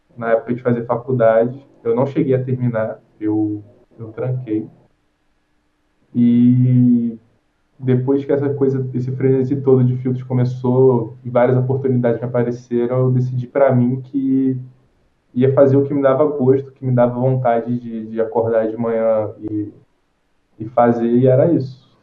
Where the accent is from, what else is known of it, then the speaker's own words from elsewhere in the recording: Rio de Janeiro, Brazil; sou do Rio de Janeiro